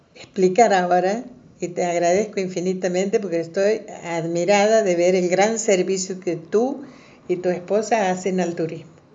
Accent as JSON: {"language": "Spanish", "region": "Santiago del Estero", "country": "Argentina", "moved": "yes", "lives_now": "Córdoba, Argentina", "said": "yo soy de Santiago del Estero, no tenía vivienda"}